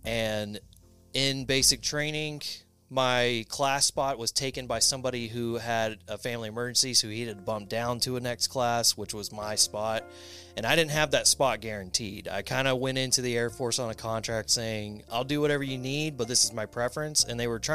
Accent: Polk County, Florida, United States; I am from Florida in the Tampa area. I mean, technically born and raised in the county over, Polk County

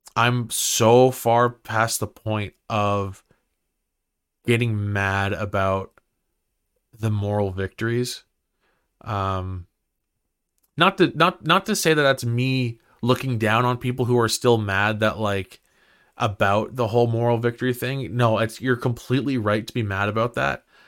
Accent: Ottawa, Ontario, Canada; I grew up in Barhaven

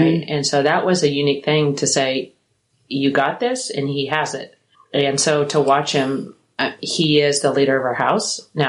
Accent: Kansas, United States; also born or lived in St. Louis, Missouri / Las Vegas, Nevada; now in Brandon, Mississippi, United States; how did you move from Vegas to Mississippi? And I said, well, what if I said that I'm originally from Kansas?

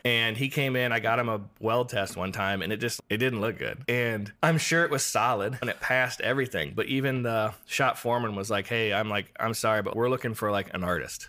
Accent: Iowa, United States; moved away; growing up in Iowa

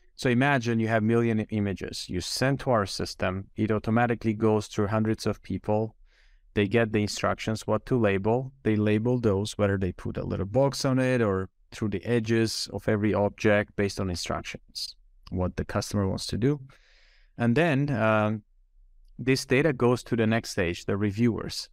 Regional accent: Armenia; moved away as an adult; also born or lived in Switzerland; I was born and raised in Armenia

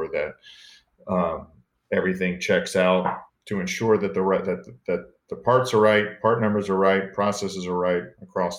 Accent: Space Coast, Florida, United States; also born or lived in McAllen, Texas; My entire childhood was really growing up on the Space Coast

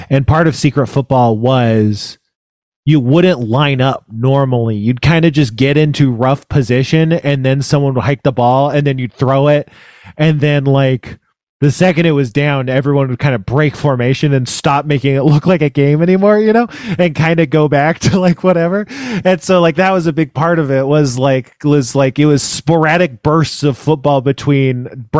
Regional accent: Elk Grove, California, United States; moved away; I'm from Northern California, Elk Grove, which is right outside of Sacramento

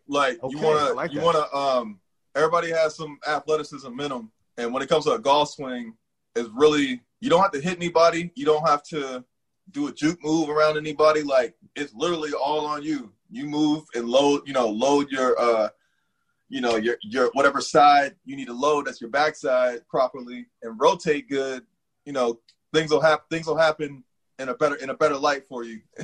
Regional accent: San Diego, California, United States; also born or lived in Cincinnati, Ohio; now in Washington D.C. area, United States; I grew up in San Diego, California, mm-hmm. and uh, a little bit of Cincinnati, Ohio.

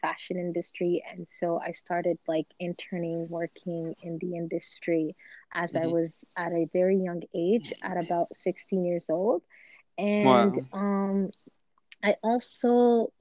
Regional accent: Canada; we are from Canada

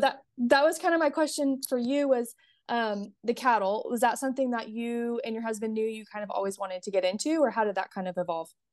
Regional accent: California, United States; now in Texas, United States; I live in Texas, but I'm from California and my whole family is still in California

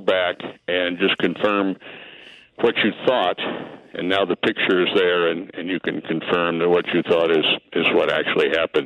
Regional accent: Bloomington, Illinois, United States; moved away as an adult; also born or lived in Peoria, Illinois / St. Louis / Kansas City; I grew up in Bloomington Normal, up in central Illinois

